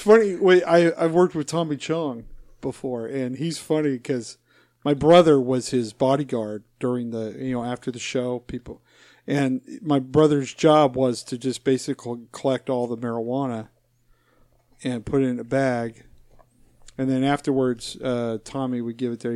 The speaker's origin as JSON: {"language": "English", "region": "Utah", "country": "United States", "tie": "born or raised there", "moved": "yes", "said": "I was born, born and raised in Utah"}